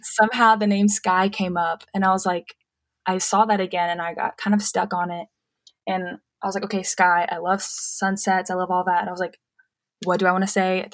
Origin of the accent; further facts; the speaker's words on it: Murfreesboro, Tennessee, United States; I am born and raised in Murfreesboro, so a lot of my family is here